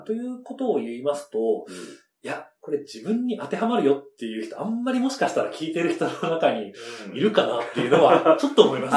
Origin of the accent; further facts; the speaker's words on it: Sakado, Saitama, Japan; 出身埼玉県